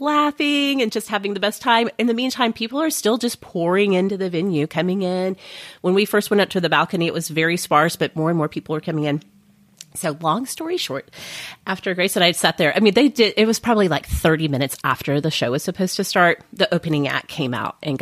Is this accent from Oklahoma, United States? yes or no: yes; Oklahoma, United States; I grew up in Oklahoma